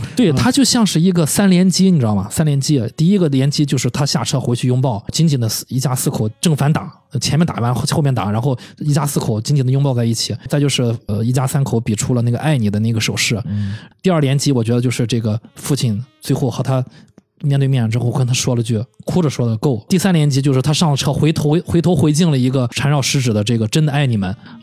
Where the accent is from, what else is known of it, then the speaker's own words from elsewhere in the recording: China; 我们中国人